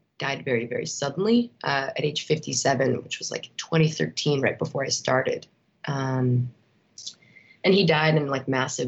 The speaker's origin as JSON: {"language": "English", "area": "outside Chicago", "region": "Illinois", "country": "United States", "tie": "born or raised there", "said": "growing up outside Chicago."}